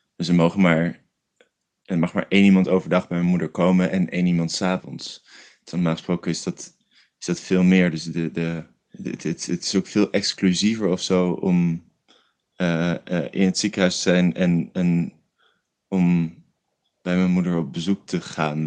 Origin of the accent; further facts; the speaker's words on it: Rotterdam, South Holland, Netherlands; now in Rotterdam, Netherlands; dus toen ben ik opeens terug verhuisd naar Rotterdam, waar ik vandaan kom